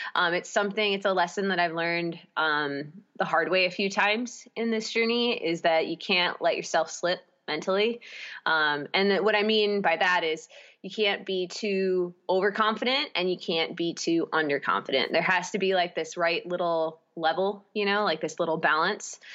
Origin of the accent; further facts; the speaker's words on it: Baldwin, Wisconsin, United States; also born or lived in St. Paul, Minnesota; I grew up in Baldwin, Wisconsin.